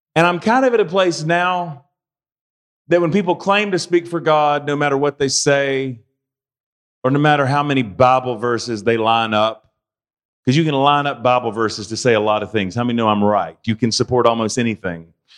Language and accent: English; United States; I'm an American